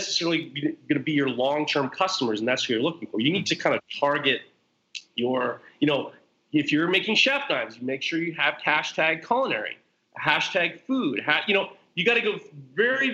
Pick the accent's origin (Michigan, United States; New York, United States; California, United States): New York, United States; Westchester; I'm from Westchester, New York. I'm from the Hudson Valley.